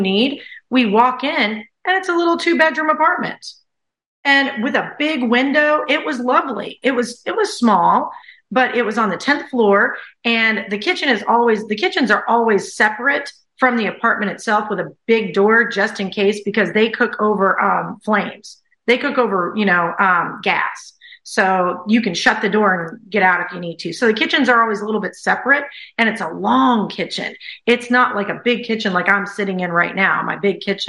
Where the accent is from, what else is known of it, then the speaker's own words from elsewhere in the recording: the South, United States; moved away as an adult; also born or lived in China / Thailand; I'm from the South